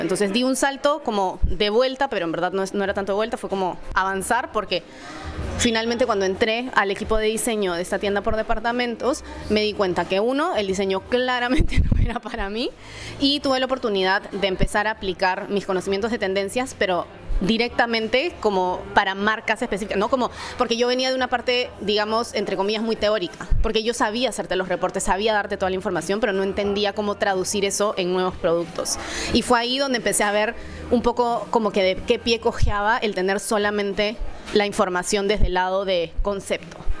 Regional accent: Lima, Peru; moved away as an adult; also born or lived in New York, United States / Paris, France; now in France; estudié primero en Lima, en Perú, de donde soy

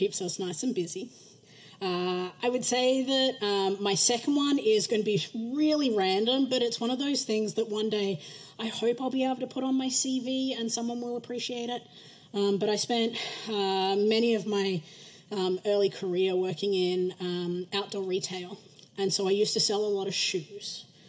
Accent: Australia; moved away; I'm probably known as the Aussie in the room

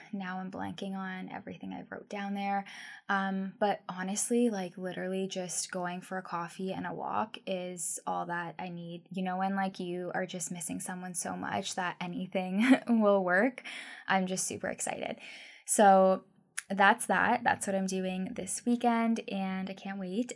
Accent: Guelph, Ontario, Canada; also born or lived in Vancouver; now in Victoria, Canada; I'm originally from Ontario, Guelph, Ontario

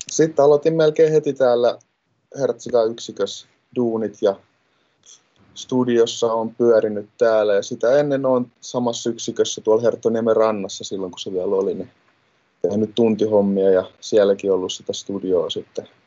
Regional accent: Helsinki, Uusimaa, Finland; mä tuun Helsingistä ja mä oon tota, nuorisohjaajana täällä Hertsin nuorisotilassa

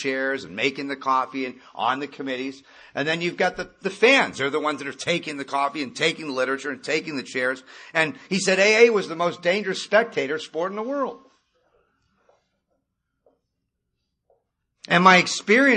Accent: Malibu, California, United States; I grew up in Malibu

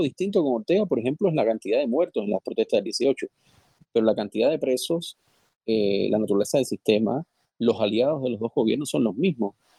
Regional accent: Cuba; moved away; Los cubanos

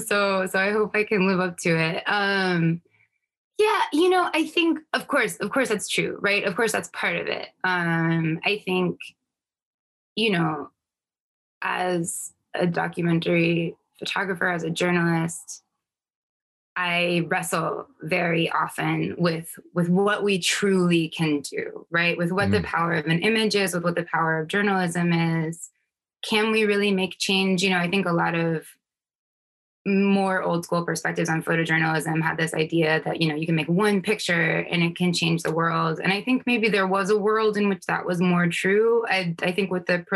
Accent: North Carolina, United States; also born or lived in New York; now in New York City, United States; I was born in New York, raised in North Carolina

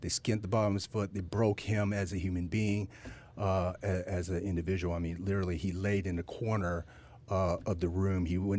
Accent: Ho Chi Minh City, Vietnam; born there; I was born in Vietnam. I was born on a cold cement floor in the basement of Saigon Hospital.

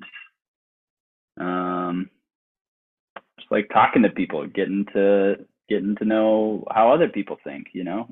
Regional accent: Midwest, United States; I'm from the Midwest

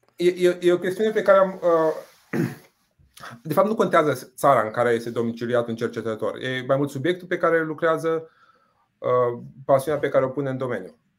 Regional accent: Botoșani, Botoșani County, Romania; moved away; Eu vin din Botoșani

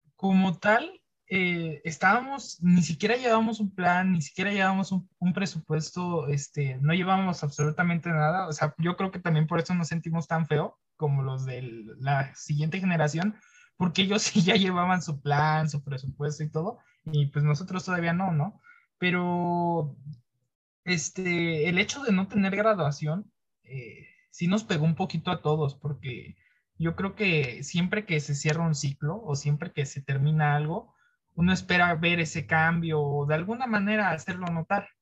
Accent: Mexico; moved away; yo soy de otro estado, en este caso no soy de la Ciudad de México

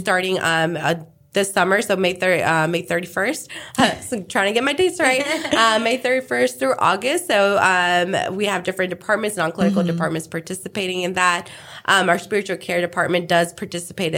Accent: India; now in Houston, United States; I'm originally from India

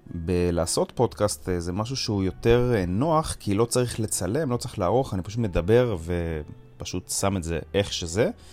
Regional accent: Jerusalem, Jerusalem District, Israel; אני גדלתי בבית חרדי בירושלים

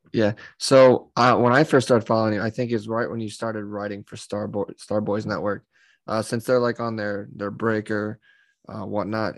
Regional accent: Northern Ohio, United States; I'm from Northern Ohio

